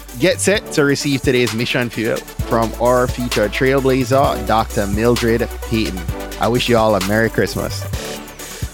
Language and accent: English; Jamaica; now in Clarksburg, United States; Grew up in Jamaica, but had family from Nigeria and family from Ireland